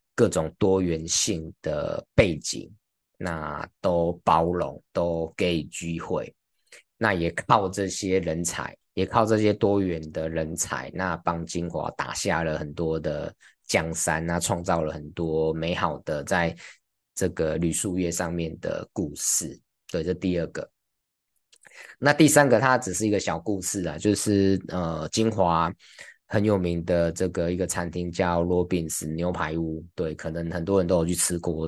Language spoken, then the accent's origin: Chinese; Taiwan; 我们台湾人